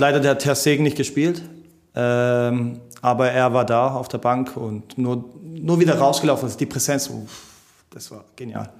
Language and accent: German; Germany; ich bin hier geboren in Bad und meine ganzen Freunde sind hier